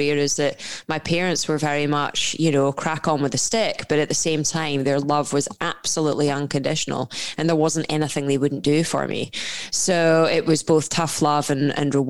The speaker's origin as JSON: {"language": "English", "region": "Scotland", "country": "United Kingdom", "tie": "born or raised there", "accent": "Scottish", "said": "grew up in a Scottish household, as you can tell from my accent."}